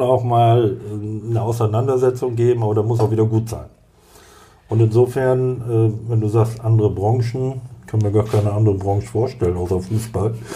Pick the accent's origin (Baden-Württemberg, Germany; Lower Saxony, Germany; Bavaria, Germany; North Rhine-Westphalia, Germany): Lower Saxony, Germany; Cloppenburg; Ich komme aus Kloppenburg, da bin ich geboren und äh, zu 99 Prozent werde ich dort auch sterben.